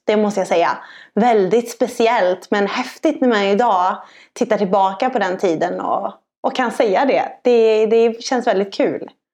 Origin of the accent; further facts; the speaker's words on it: Sweden; som svensk